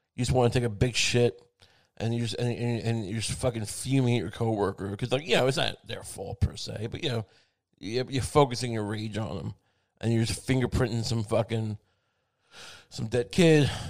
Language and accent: English; Long Island, New York, United States; I grew up on Long Island where the food was seasoned